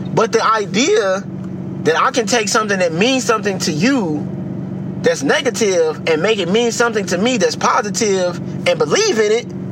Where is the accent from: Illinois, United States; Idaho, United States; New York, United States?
Illinois, United States; Chicago; I'm from the city of Chicago, because yep. I'm from the South Side